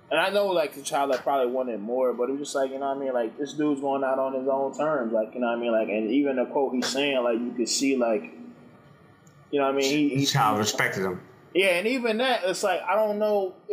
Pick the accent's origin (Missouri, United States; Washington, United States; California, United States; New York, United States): California, United States; Oakland; I'm a dude from Oakland.